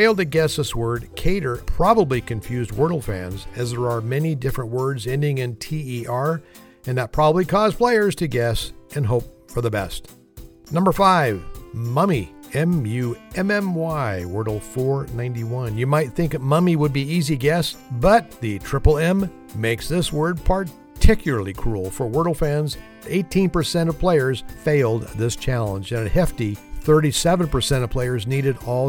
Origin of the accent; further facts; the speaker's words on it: Alameda County, California, United States; where I grew up. It's my hometown in Alameda County, California